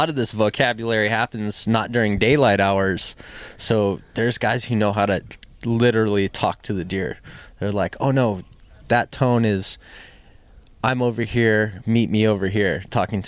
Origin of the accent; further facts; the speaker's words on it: Oahu, Hawaii, United States; I'm born and raised on Oahu